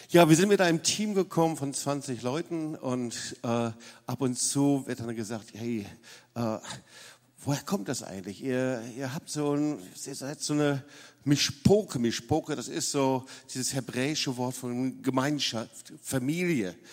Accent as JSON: {"language": "German", "town": "Lüdenscheid", "region": "North Rhine-Westphalia", "country": "Germany", "tie": "born or raised there", "moved": "yes", "said": "ich komme nicht aus dem Schwabenländle. Da lebe ich seit 40 Jahren, aber ich bin in Nordrhein-Westfalen, in Lüdenscheid groß geworden."}